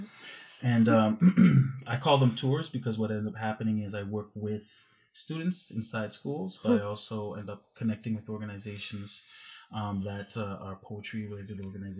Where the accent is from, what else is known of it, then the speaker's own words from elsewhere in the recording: Canada; I'm a Canadian, North American artist coming to India to, you know.